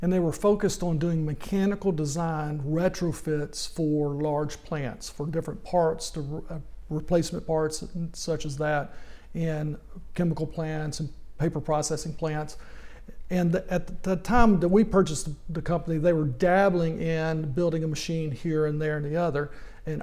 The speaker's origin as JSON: {"language": "English", "town": "Little Rock", "region": "Arkansas", "country": "United States", "tie": "born or raised there", "said": "I grew up in Little Rock, Arkansas"}